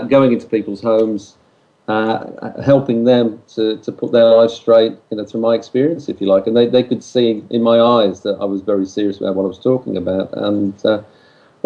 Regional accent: United Kingdom; we're British

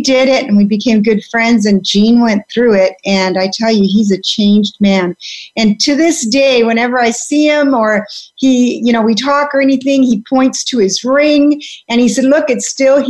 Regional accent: Vancouver, British Columbia, Canada; also born or lived in Belgium; I was born in Belgium, but I grew up in Canada, Vancouver

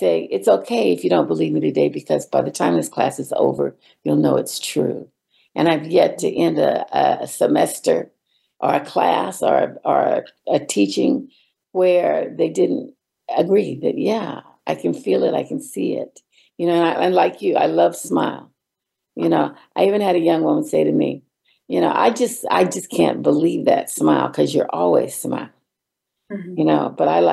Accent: California, United States; also born or lived in Missouri; So I was born in Missouri. I call myself a Midwestern girl plus because I came to California when I was 4

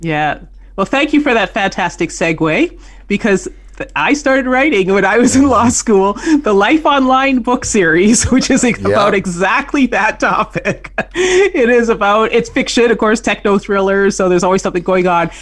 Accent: Canada; moved away as an adult; I grew up in Canada, so I worked up north

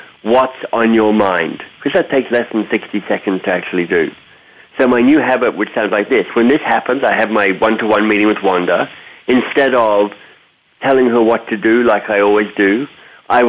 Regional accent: Australia; moved away; also born or lived in North America; I'm Australian by birth

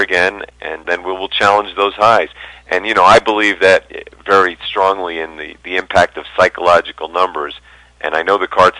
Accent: New York, United States; now in Denver, United States; I'm from New York. I live in Denver now

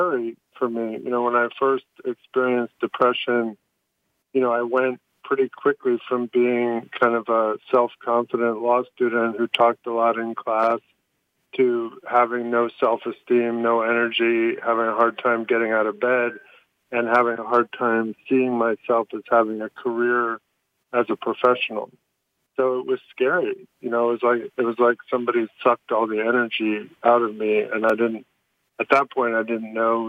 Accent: Southern California, United States; moved away as an adult; also born or lived in Boston / Washington, D.C.; I grew up in Southern California, went to law school in Northern California, started my career in Boston

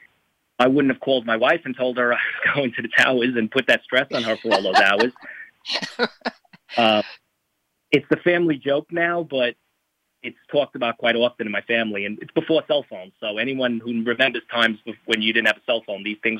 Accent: New York City, New York, United States; I grew up in New York City

